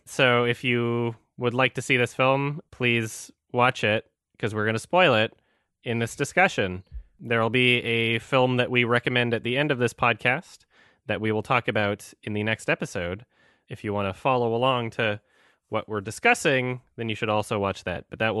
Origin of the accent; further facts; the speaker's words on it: Canada; I'm Canadian. I think that the stereotypical Canadian accent is hilarious.